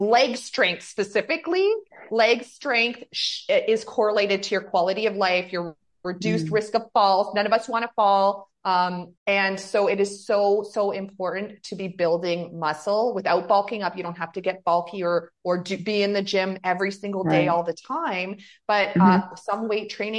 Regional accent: Canada; we're from Canada

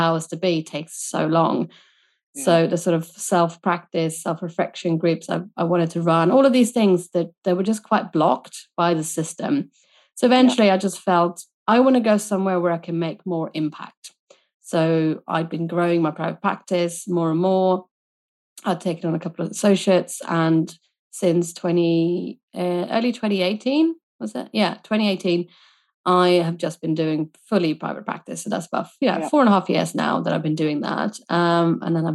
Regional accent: Sweden; moved away as an adult; now in United Kingdom; I was born and raised in Sweden

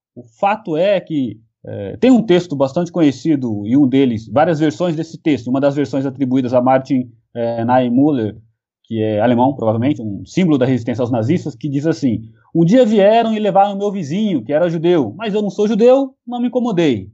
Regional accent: São Paulo, Brazil; eu sou de São Paulo e o sotaque não nega

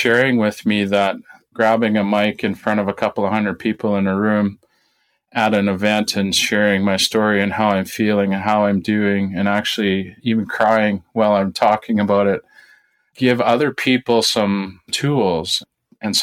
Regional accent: Saskatchewan, Canada; I grew up in Saskatchewan on a family farm

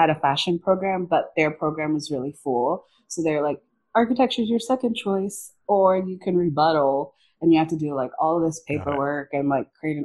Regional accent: Miami, Florida, United States; I grew up in Miami, Florida

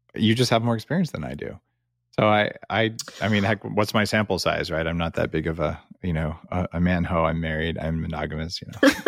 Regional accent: United States; moved away as an adult; now in Canada; I'm an American living in Canada for ten years

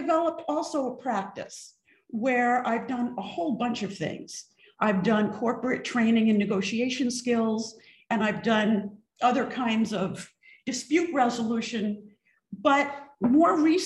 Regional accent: East Coast, United States; moved away; also born or lived in Mississippi / California; I grew up on the East Coast

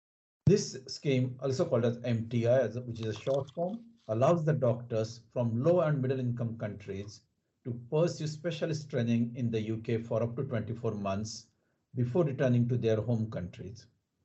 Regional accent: Mumbai, Maharashtra, India; moved away as an adult; also born or lived in North East England / South of England; now in United Kingdom; I'm from Mumbai, but I left Mumbai now long time ago, more than 25 years ago

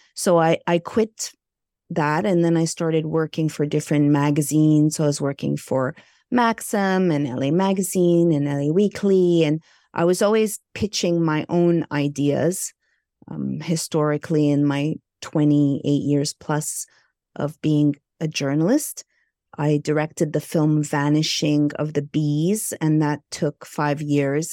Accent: Montreal, Quebec, Canada; moved away as an adult; also born or lived in Burbank, United States; I hail from Montreal, Canada. I'm Egyptian Greek.

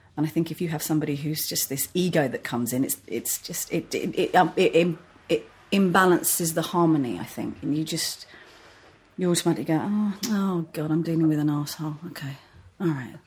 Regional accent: Hertfordshire, East of England, United Kingdom; moved away as an adult; also born or lived in Edgware, London / Finchley, London / Crouch End, London; now in London, United Kingdom; my parents moved out to Hertfordshire. So so I've always been like on the boundary of Hertfordshire and North London.

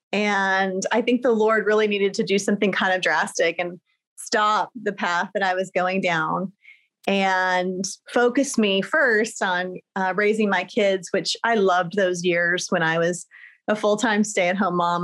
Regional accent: Riverside, California, United States; moved away as an adult; also born or lived in Germany / Texas; I was raised in Southern California in a town called Riverside

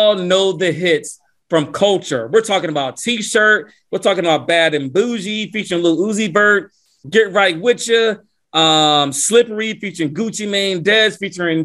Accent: Lawrenceville, Georgia, United States; my hometown, North Atlanta, Georgia, Lawrenceville, to be exact

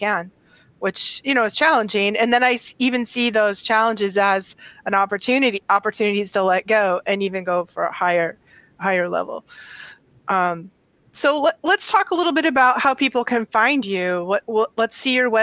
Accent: New England, United States; I'm from New England.

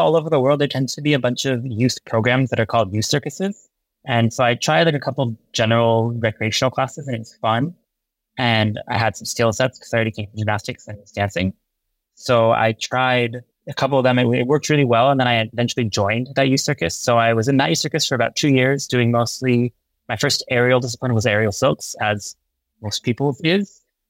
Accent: Berkeley, California, United States; I grew up in Berkeley, California.

